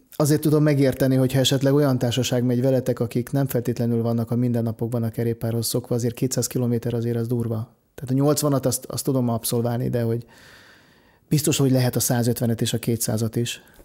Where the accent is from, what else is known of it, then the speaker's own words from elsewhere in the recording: Lake Balaton area, Hungary; én ott nőttem fel